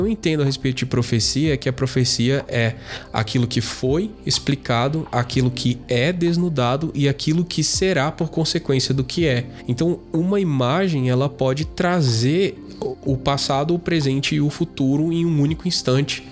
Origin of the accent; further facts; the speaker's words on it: interior of São Paulo, Brazil; now in Brasília, Brazil; Mas eu sou do interior de São Paulo